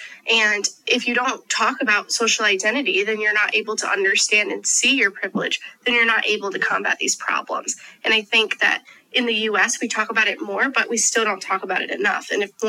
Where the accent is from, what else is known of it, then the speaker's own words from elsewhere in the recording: United States; we as American students